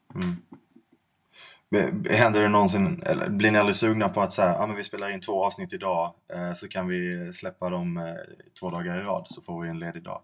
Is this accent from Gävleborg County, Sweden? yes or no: no; Skåne, Sweden; accent: Skånska; moved away as an adult; now in Stockholm, Sweden; är en skidnörd från Skåne. Eh, förhoppningsvis så hör ni min skånska dialekt trots att jag har bott